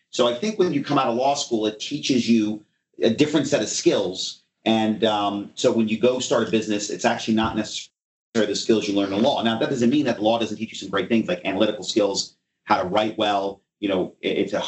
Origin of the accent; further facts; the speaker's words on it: Alexandria, Virginia, United States; also born or lived in Manhattan, Kansas / California / New Jersey / Ohio; when I was like 8 or 9 years old, we settled in the Washington area. So, you know, I call Washington home. And so kind of went to the local high school there in Washington in a place called Alexandria, Virginia.